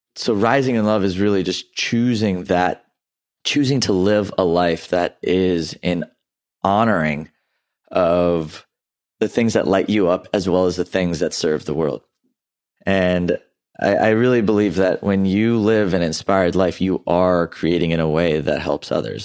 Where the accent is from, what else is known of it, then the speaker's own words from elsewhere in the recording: Houston, Texas, United States; also born or lived in Louisiana; I grew up in Southeast Houston